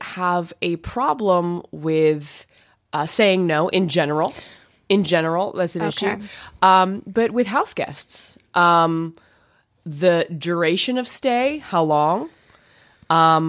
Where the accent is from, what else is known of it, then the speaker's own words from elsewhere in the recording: Canada; moved away; I'm Canadian, I'm from another land